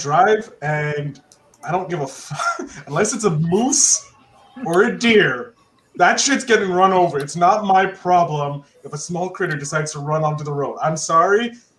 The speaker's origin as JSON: {"language": "English", "country": "Canada", "said": "Look, I'm a Canadian."}